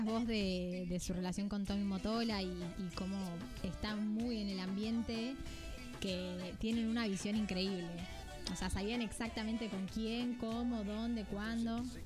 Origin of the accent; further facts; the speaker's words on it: Argentina; siendo las dos argentinas